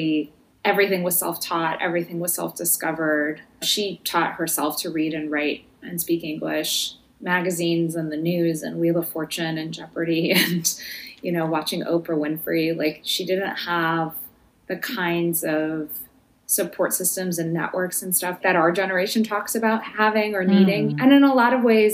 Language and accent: English; Chicago, Illinois, United States; born or raised there; moved away; also born or lived in Iowa City, Iowa